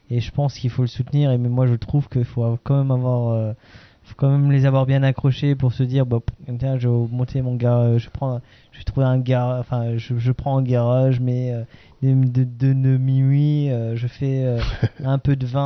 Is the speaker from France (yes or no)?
yes; Grand Est, France; on est alsacien